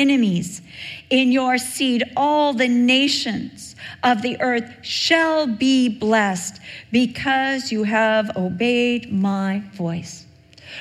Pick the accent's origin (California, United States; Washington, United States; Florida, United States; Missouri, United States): California, United States; Newport Beach; I was raised in Newport Beach. I went to Newport Heights Elementary